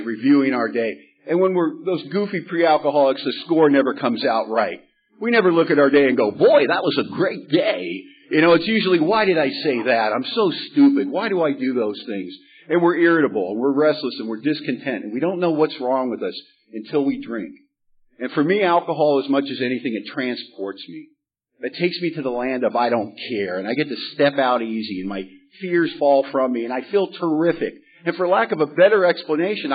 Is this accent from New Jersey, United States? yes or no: no; Los Angeles, California, United States; now in Bellingham, United States; I grew up in Hollywood, California